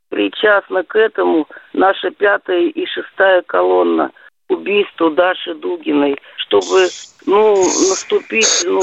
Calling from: Moscow Oblast, Russia; Здравствуйте, я … из Подмосковья.

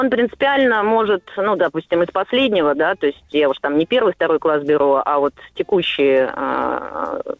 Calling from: Saint Petersburg, Russia; я из Санкт-Петербурга.

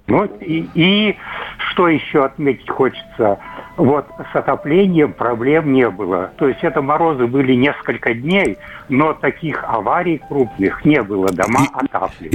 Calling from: Kirov, Kirov Oblast, Russia; я звоню из Кирова

